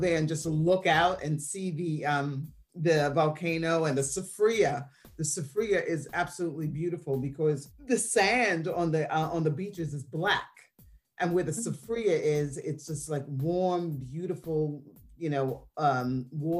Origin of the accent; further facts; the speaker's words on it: New York City, New York, United States; also born or lived in Montserrat; I was raised here in New York City, Queens, New York, but my heritage is from the Caribbean